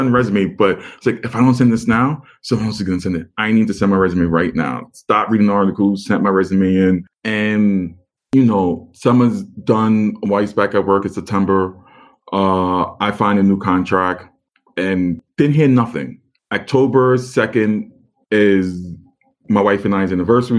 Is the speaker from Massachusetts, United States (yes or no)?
no; New York City, New York, United States; moved away as an adult; I'm born and raised in Staten Island, never lived anywhere else.